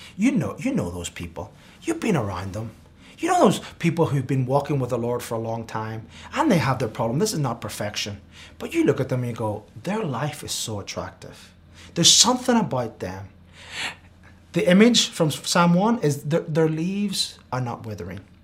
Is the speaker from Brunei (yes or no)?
no; Spain; now in United States; I grew up in Spain